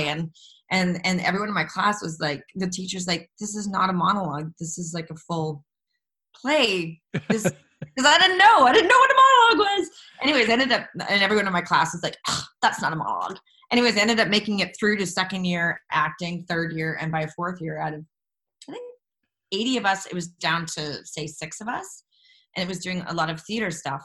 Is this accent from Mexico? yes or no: no; Jasper, Alberta, Canada; moved away; growing up in Jasper, uh, there's no theater in our school.